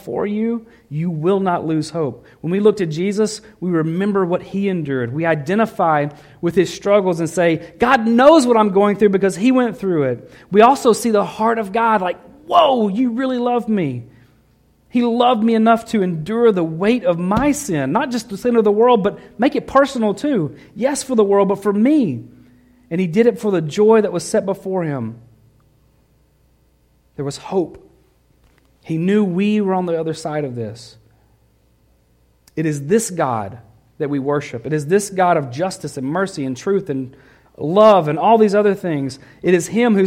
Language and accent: English; the South, United States; moved away; growing up in the South